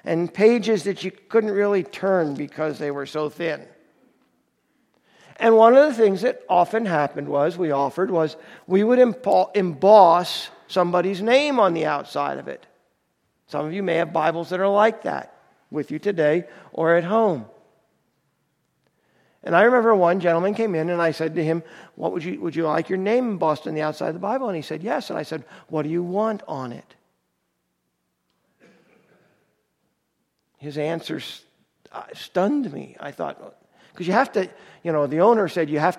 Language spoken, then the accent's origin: English; Lehigh Valley area, Allentown, Bethlehem, Pennsylvania, United States; I grew up in the Lehigh Valley area, Allentown, Bethlehem area